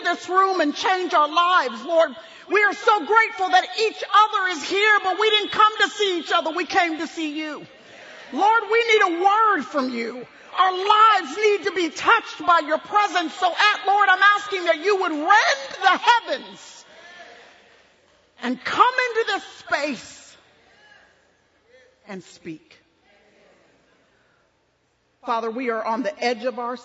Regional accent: Dallas, Texas, United States; this is our home, born and raised in Dallas, Texas, and we've raised our kids here

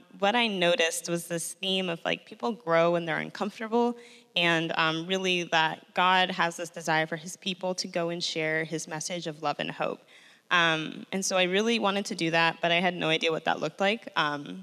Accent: Chicago, Illinois, United States; also born or lived in Mexico City; I'm a Chicago native, so I'm, like, from here

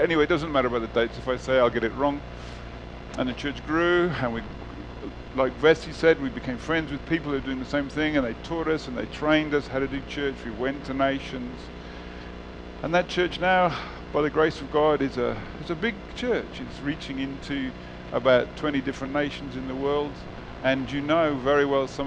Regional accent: United Kingdom; moved away as an adult; also born or lived in South Africa / Qatar; now in Northern Cyprus; I was born in the United Kingdom, my wife and I. We met in London, got married.

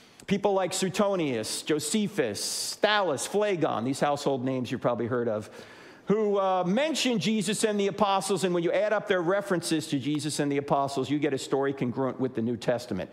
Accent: New Jersey, United States; moved away; I'm originally from New Jersey

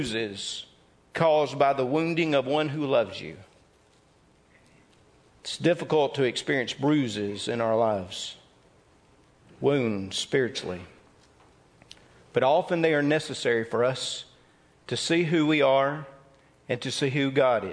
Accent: Mississippi, United States; I'm from Mississippi.

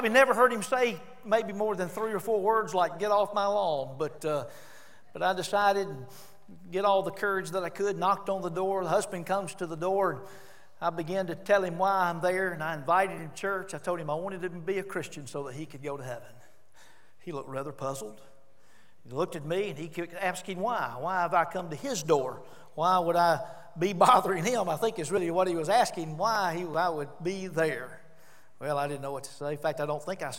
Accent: Homewood, Alabama, United States; I grew up in the Raleigh Avenue Baptist Church

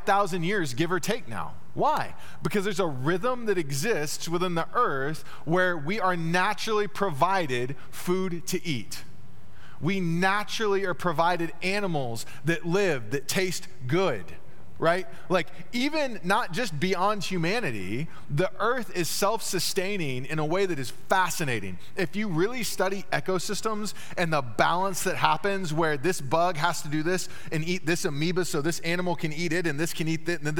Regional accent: Dallas, Texas, United States; moved away; also born or lived in Terre Haute, Indiana; growing up in Dallas

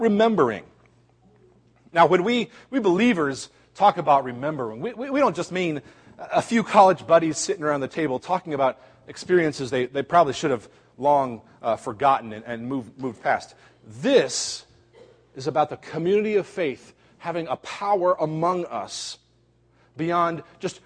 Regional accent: Cincinnati, Ohio, United States; moved away; also born or lived in Chicago; Cincinnati, one of my hometown places

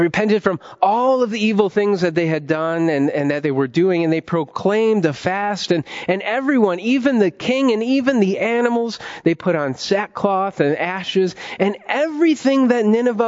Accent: Ohio, United States; moved away as an adult; also born or lived in Washington, D.C.; I definitely didn't want to leave my home state, the heart of America, Ohio, and move to D.C. for seminary

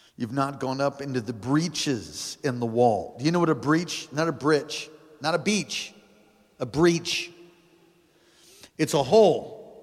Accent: United States; I'm a Christian first before I'm, before I'm an American

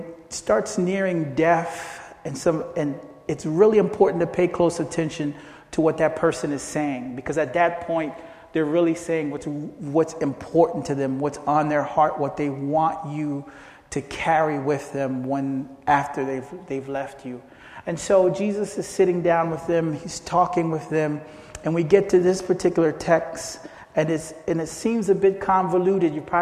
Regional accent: Philadelphia, Pennsylvania, United States; also born or lived in Haiti; I basically grew up in Philadelphia, and that's been my hometown ever since

